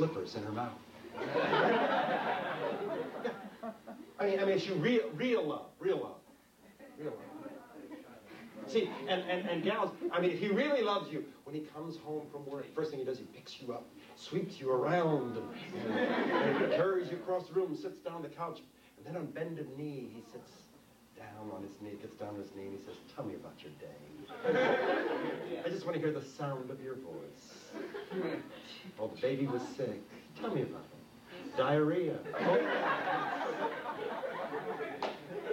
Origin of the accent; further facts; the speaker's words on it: New York City, New York, United States; I was born and raised in New York City